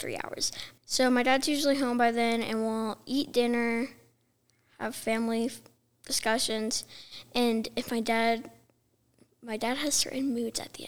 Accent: Flagstaff, Arizona, United States; I'm from Flagstaff, Arizona, and I have three siblings

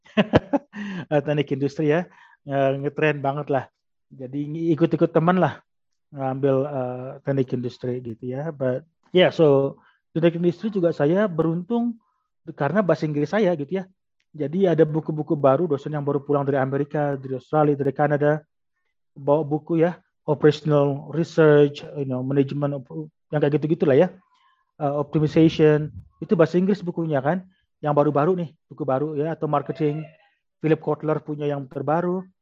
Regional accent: Lombok, West Nusa Tenggara, Indonesia; saya besar di Lombok, jadi daerah wisata.

